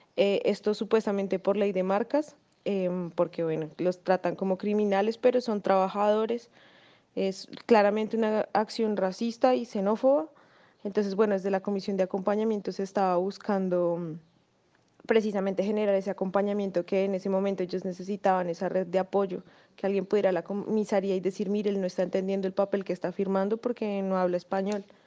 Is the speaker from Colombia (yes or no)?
yes; Colombia; moved away as an adult; now in Argentina; Yo soy colombiana, eh, migré hace unos dos años acá